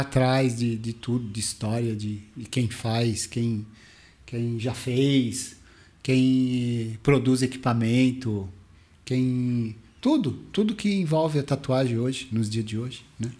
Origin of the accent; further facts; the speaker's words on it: Mauá, São Paulo, Brazil; eu vim do Parque Bandeirantes, Mauá City